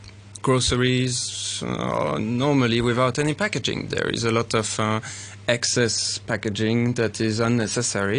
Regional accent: Paris, Île-de-France, France; also born or lived in Switzerland; now in Hong Kong; I'm Swiss-French, and I grew up in Paris

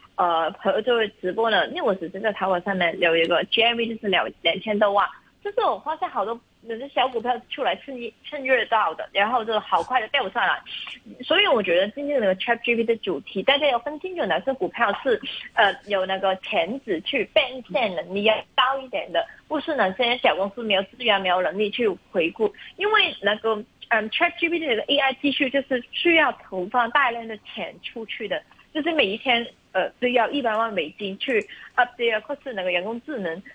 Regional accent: China; 我们中国人

